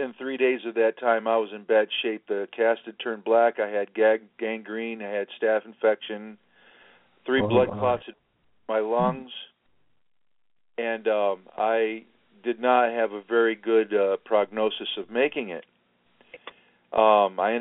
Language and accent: English; Washington, District of Columbia, United States; I was born in Washington, D.C. I'm Irish and I'm Sicilian